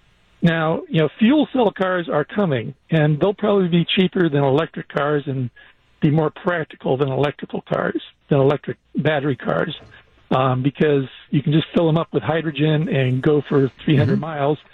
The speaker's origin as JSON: {"language": "English", "region": "California", "country": "United States", "tie": "born or raised there", "moved": "yes", "lives_now": "West Bend, United States", "said": "Well, okay, I grew up in California"}